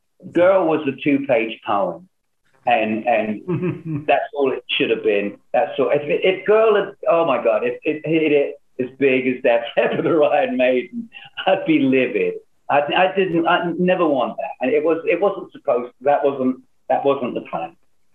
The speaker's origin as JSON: {"language": "English", "region": "London", "country": "United Kingdom", "lives_now": "Hollywood, United States", "said": "when I came over from London to Hollywood, I was like amazed how many people knew it"}